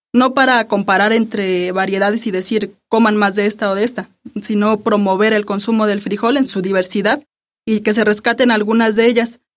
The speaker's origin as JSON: {"language": "Spanish", "country": "Mexico", "said": "nuestra identidad como mexicanos"}